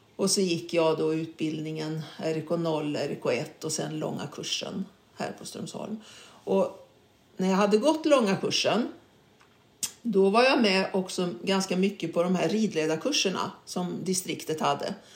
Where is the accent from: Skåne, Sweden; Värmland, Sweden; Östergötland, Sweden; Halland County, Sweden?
Värmland, Sweden; Karlstad; moved away; also born or lived in Stockholm; jag var uppväxt i Karlstad